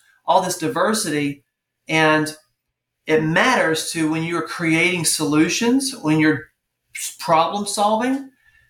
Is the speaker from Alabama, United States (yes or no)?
yes; Alabama, United States; moved away as an adult; also born or lived in Georgia, United States; So I was born in Georgia, but I spent most of my childhood up until college, actually even college, in Alabama. We moved around a lot, but it was always in the south.